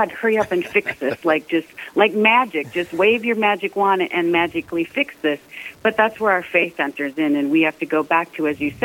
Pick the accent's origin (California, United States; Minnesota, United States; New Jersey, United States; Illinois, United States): Minnesota, United States; Sleepy Eye; Originally, I'm from Sleepy Eye, Minnesota, a little town in southern Minnesota